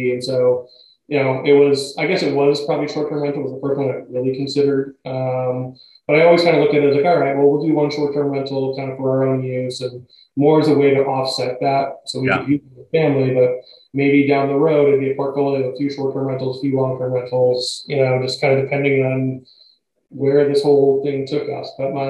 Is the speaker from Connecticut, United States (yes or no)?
yes; Connecticut, United States; also born or lived in Rhode Island; now in Boston, United States; I've lived in the greater Boston area longer than I've lived anywhere else. I grew up in Connecticut.